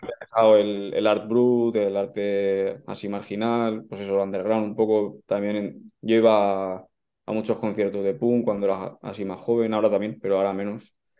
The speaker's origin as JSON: {"language": "Spanish", "town": "Valencia", "region": "Valencian Community", "country": "Spain", "said": "yo soy de Valencia, del barrio de la Luz"}